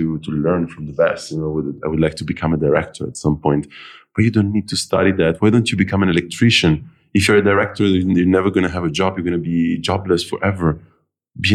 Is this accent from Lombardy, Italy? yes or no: yes; Milan, Lombardy, Italy; moved away; I was born in Milan, but my family is from all over the place.